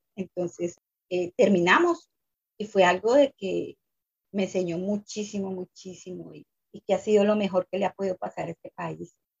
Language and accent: Spanish; Colombia; moved away as an adult; yo vengo de Colombia